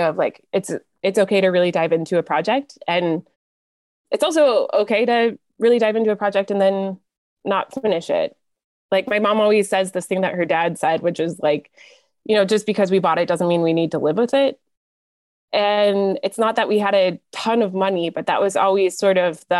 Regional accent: Plymouth, Michigan, United States; I grew up west of Detroit in a town called Plymouth.

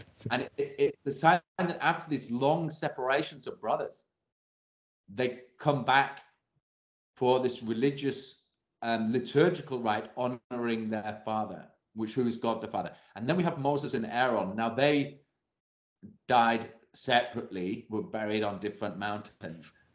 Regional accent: England, United Kingdom; as an Englishman

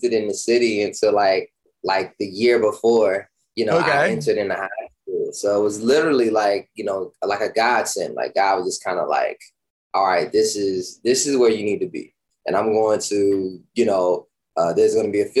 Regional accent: Washington, District of Columbia, United States; Born and raised in Washington, D.C.

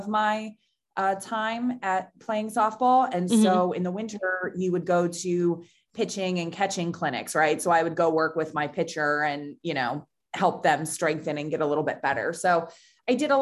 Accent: Lancaster, Pennsylvania, United States; moved away as an adult; also born or lived in Pittsburgh, Pennsylvania / Chicago; I grew up in Lancaster, Pennsylvania.

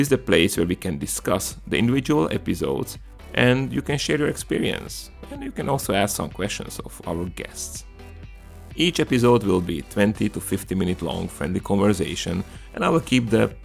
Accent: Komárno, Nitra Region, Slovakia; accent: Hungarian and Slavic influences; English is a second language; moved away as an adult; now in Marin County, United States; I'm originally from a small country in Central Europe called Slovakia, from a charming town on the bank of Danube called Komarno. And if my accent confuses you, it's because I belong to the Hungarian minority in Slovakia

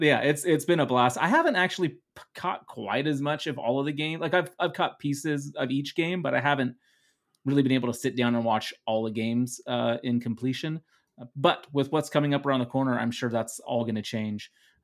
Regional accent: Netherlands; English is a second language; Please remember, everyone, that English is my second language. I am from the Netherlands, so that's always my excuse.

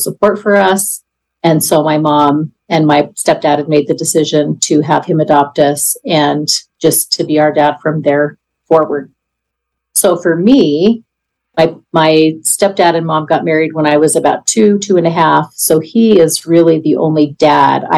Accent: Idaho, United States; I am 54 years old and I'm from Idaho.

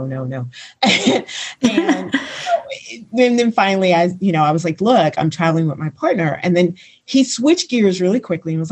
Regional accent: United States; moved away as an adult; also born or lived in Los Angeles; now in Montenegro; I am an American

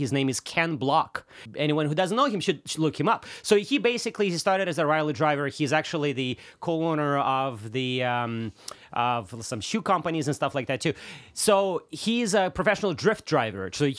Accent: Russia; first language Russian; English is a second language; so I'm Russian, right?

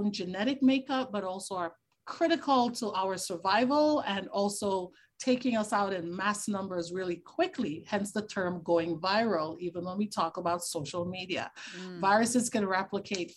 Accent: Tobago, Trinidad & Tobago; I grew up in the Caribbean. I'm from Trinidad and Tobago. I'm actually from the smaller island, Tobago

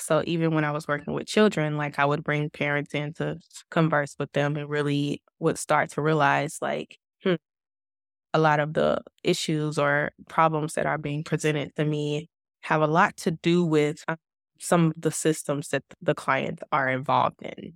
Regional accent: United States; moved away as an adult; now in Kuwait; We are an American expat family

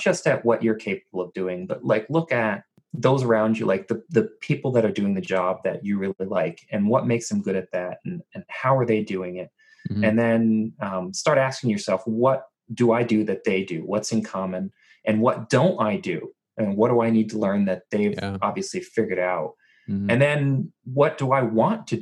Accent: New Jersey, United States; I was born and raised in New Jersey

